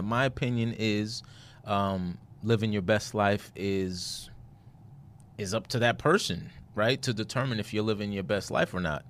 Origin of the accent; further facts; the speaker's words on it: New York City, New York, United States; moved away; I'm from Brooklyn, New York